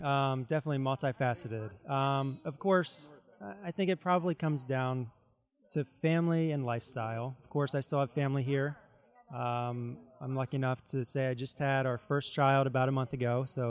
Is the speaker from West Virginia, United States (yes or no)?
yes; Martinsburg, West Virginia, United States; moved away as an adult; I'm from Martinsburg, West Virginia. Grew up here, went to Martinsburg High School